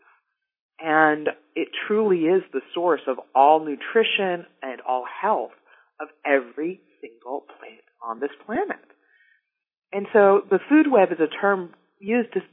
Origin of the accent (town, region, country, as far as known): Dallas, Texas, United States; born or raised there